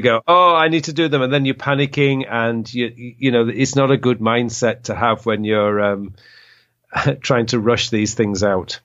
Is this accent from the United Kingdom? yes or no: yes; England, United Kingdom; now in Korea; we're all from England